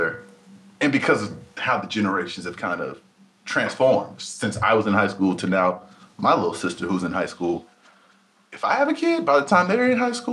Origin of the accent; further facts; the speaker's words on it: Dallas, Texas, United States; I'm from Madison